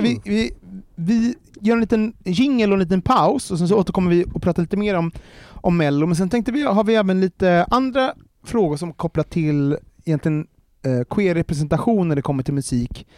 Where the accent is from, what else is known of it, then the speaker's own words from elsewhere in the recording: Gothenburg, Västra Götaland, Sweden; Jag är från Göteborg, eh, uppvuxen i Angered